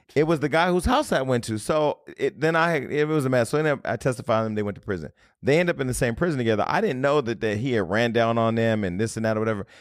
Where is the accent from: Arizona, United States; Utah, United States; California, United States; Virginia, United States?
California, United States; Stockton; moved away; I got a lot of Stocktonians 'cause I'm from Stockton